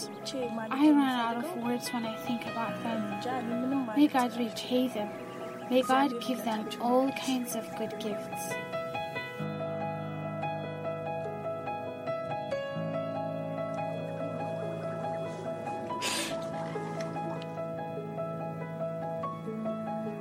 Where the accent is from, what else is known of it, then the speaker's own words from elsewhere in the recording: Addis Ababa, Ethiopia; I was born in Addis Ababa